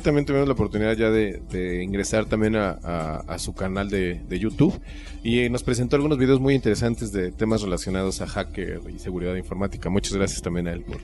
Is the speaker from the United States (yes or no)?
no; Mexico; a nosotros mexicanos